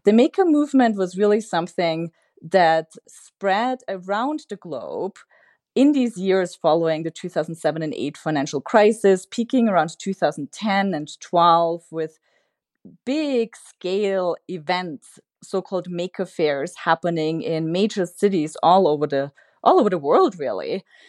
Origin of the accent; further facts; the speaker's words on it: Austria; now in United States; I'm originally from Austria